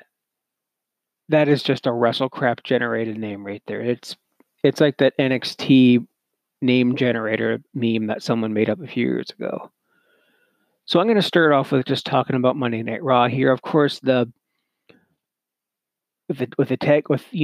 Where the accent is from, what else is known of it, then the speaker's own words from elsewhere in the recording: Canada; being a Canadian myself